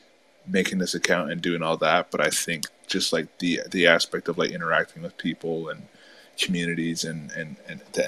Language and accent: English; upstate New York, United States; I'm from New York. So I'm from like upstate New York